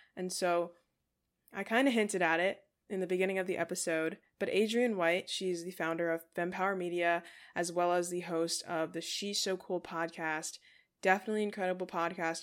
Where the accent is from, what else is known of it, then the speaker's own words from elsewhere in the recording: New Castle, Delaware, United States; I'm from Newcastle, Delaware